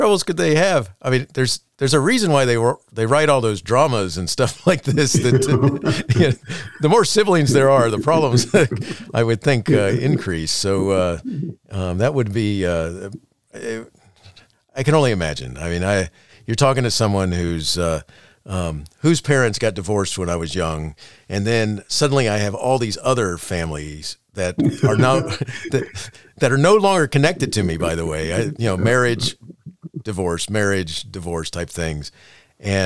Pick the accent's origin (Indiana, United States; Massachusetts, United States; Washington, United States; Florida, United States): Florida, United States; Daytona Beach; also born or lived in Chicago; growing up in Daytona Beach, Florida